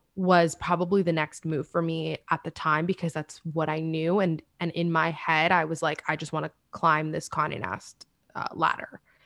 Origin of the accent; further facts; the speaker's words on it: Miami, Florida, United States; moved away as an adult; also born or lived in Washington, D.C. / New York; I'm from Miami